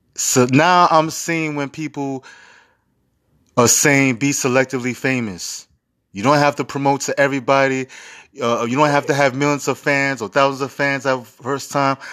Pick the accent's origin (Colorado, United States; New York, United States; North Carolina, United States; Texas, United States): New York, United States; New York City; I'm from Harlem